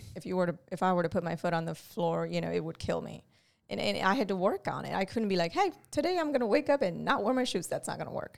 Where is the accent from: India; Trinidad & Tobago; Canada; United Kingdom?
India; moved away as an adult; I grew up in India